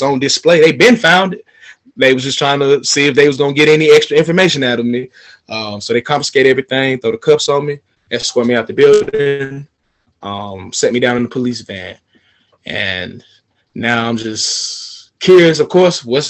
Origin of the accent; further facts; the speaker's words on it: Atlanta, Georgia, United States; I'm from Atlanta, the city of finesse